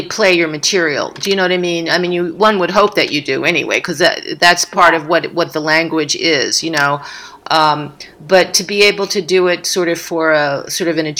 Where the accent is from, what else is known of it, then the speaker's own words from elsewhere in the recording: Philadelphia, Pennsylvania, United States; my hometown in Philly